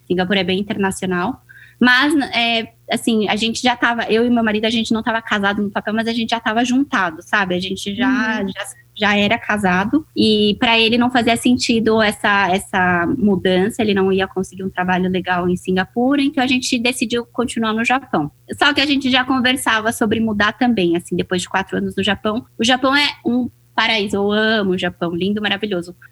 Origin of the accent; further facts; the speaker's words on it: São Paulo, Brazil; moved away as an adult; also born or lived in Japan / Hong Kong; now in Asia; Eu sou brasileira, sou paulista, mas moro aqui na Ásia há seis anos já